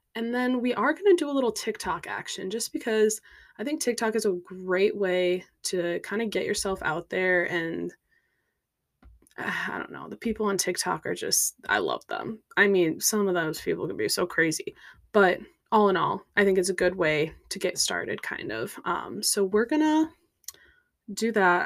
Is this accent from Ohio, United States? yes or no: no; Minnesota, United States; moved away as an adult; now in Chicago, United States; I grew up in Minnesota